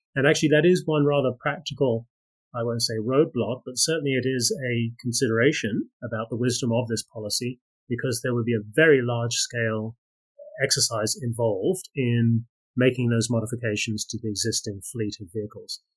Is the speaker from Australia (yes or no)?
yes; Australia; I am from Australia